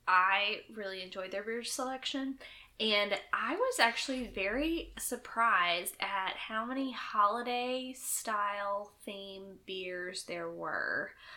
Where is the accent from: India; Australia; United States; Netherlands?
United States; North Carolina; I'm from North Carolina.